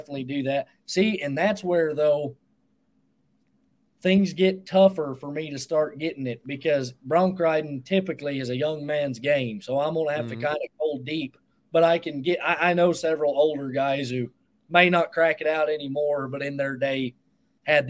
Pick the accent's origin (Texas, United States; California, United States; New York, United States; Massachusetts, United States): Texas, United States; McLean; moved away; also born or lived in New Mexico / Colorado; I'm from McLean, Clarendon area